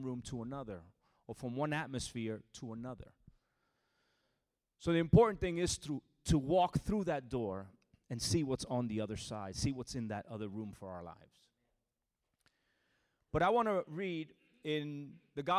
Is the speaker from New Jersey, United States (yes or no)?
yes; New Jersey, United States; moved away as an adult; now in Orlando, United States; I'm originally from New Jersey, born and raised in New Jersey, from a Puerto Rican family